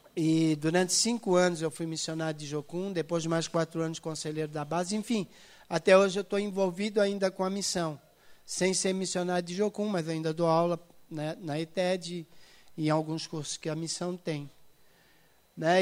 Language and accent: Portuguese; Itajaí, Santa Catarina, Brazil; eu nasci em Itajaí